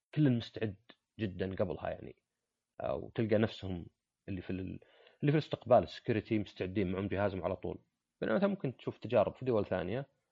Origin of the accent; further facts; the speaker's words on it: Saudi Arabia; عندنا في السعودية